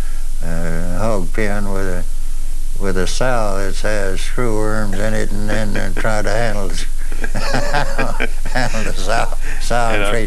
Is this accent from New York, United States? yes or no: no; Port Lavaca, Texas, United States; I was born in Port Lavaca, Texas, March 20th, 1909.